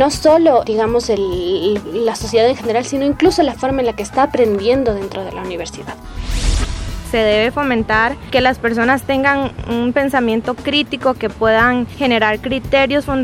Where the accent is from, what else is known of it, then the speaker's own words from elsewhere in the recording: Nicaragua; soy de Nicaragua, estudio el cuarto año de la carrera de Contabilidad Pública y Auditoría